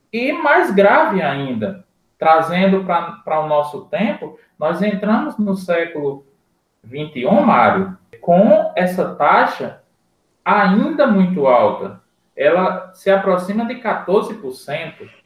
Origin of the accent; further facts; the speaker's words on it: Seridó, Rio Grande do Norte, Brazil; Eu sou de uma região do CEDOR hoje bem servida